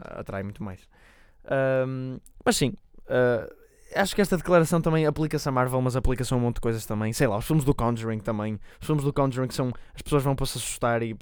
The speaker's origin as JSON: {"language": "Portuguese", "country": "Portugal", "said": "somos portugueses"}